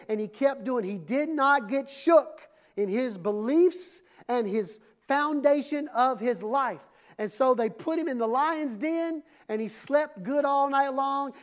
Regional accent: Mississippi, United States; when I was growing up in Mississippi

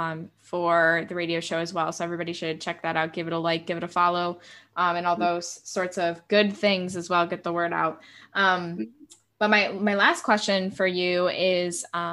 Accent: United States; I am obviously an American

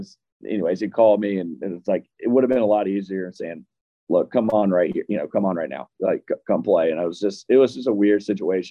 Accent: Deep South, United States; growing up in the Deep South

